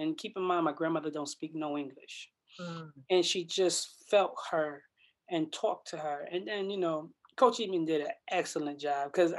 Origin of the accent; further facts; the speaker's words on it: Bridgeport, Connecticut, United States; moved away as an adult; also born or lived in Iowa; I came from Bridgeport, Connecticut, of course.